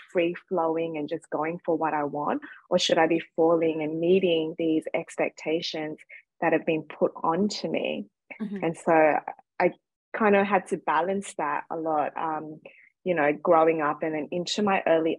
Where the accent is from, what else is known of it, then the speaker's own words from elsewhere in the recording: Sydney, New South Wales, Australia; So as you can probably hear from my accent, I'm from Australia. So I was born and raised in Sydney. My dad's Vietnamese and my mom's Chinese, and obviously they migrated to Australia post the Vietnam War period.